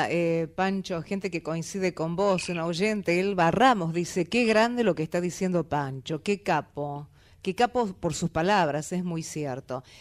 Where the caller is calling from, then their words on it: Almagro, Buenos Aires, Argentina; de Almagro.